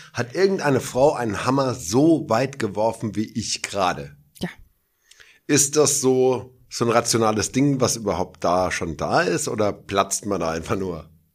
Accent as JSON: {"language": "German", "town": "Hergershausen", "region": "Hesse", "country": "Germany", "tie": "born or raised there", "said": "in Hergershausen, meinem Heimatdorf"}